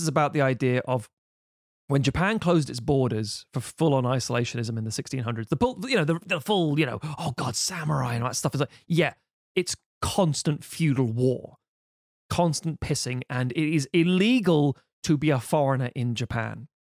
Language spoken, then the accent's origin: English; United Kingdom; being British.